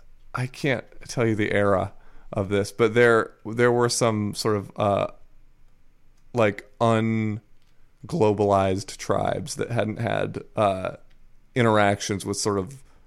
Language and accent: English; Chiba, Japan; And Chiba Prefecture is the official peanut prefecture of Japan, so I've been on many a peanut-picking field trip.